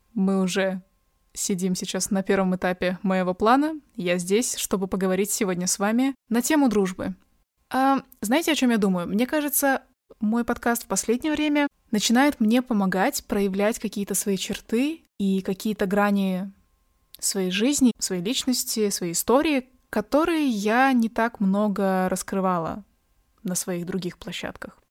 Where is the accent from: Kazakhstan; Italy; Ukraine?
Kazakhstan; а я казашка